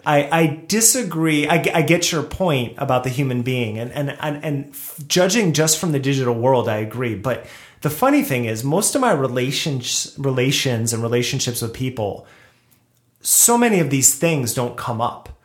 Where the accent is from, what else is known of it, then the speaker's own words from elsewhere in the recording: New Jersey, United States; moved away as an adult; also born or lived in Brooklyn, New York; now in Los Angeles, United States; I grew up in Jersey